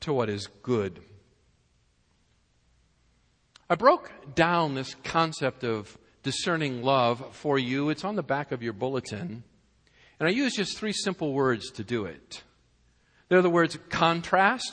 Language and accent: English; Massachusetts, United States; moved away as an adult; also born or lived in Fort Worth, Texas; we were born and brought up in Massachusetts in the New England area, and we're now living in Fort Worth